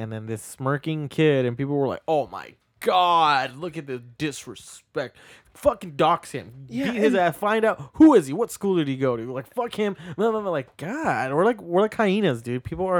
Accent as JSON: {"language": "English", "country": "United States"}